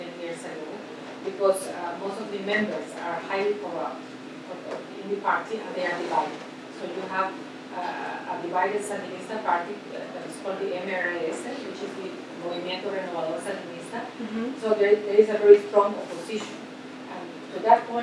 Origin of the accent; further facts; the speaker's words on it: Nicaragua; I'm from Nicaragua